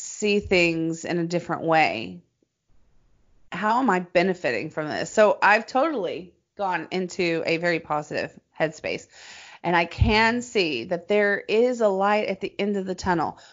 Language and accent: English; Nashville, Tennessee, United States; now in Los Angeles, United States; Nashville, my hometown